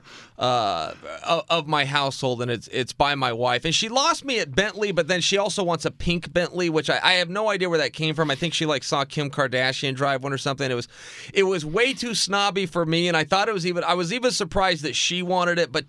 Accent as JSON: {"language": "English", "region": "Oregon", "country": "United States", "moved": "yes", "lives_now": "Los Angeles, United States", "said": "I'm from Oregon"}